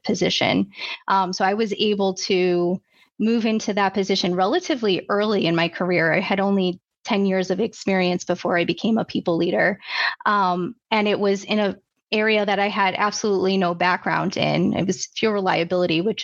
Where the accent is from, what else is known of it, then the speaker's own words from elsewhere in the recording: Chicago, Illinois, United States; I grew up outside of Chicago, suburb outside of Chicago